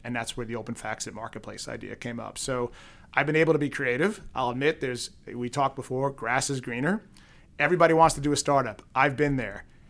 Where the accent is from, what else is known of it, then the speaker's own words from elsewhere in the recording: New York City, New York, United States; now in Boston, United States; growing up in Queens